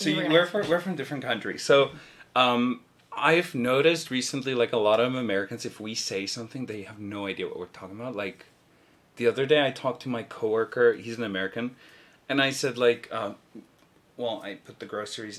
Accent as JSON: {"language": "English", "country": "South Africa", "said": "I'm from South Africa. Not that I sound like it, I'm so sorry."}